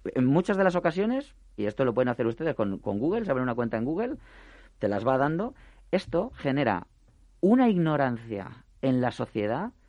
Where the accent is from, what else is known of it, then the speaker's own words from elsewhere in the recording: Spain; nuestra economía como españoles que somos